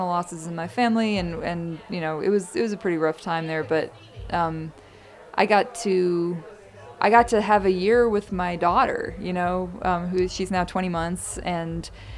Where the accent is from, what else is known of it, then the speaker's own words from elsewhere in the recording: New York, United States; moved away; I'm from New York